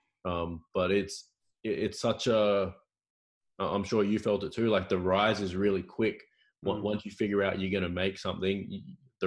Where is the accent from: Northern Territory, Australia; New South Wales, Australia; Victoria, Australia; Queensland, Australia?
Queensland, Australia; Cairns; moved away as an adult; also born or lived in United States / Portugal; I'm from Cairns originally